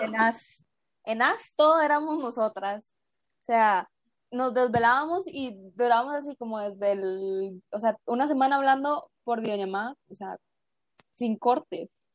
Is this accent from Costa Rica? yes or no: yes; Costa Rica; tengo 19 años en este momento y soy de Costa Rica.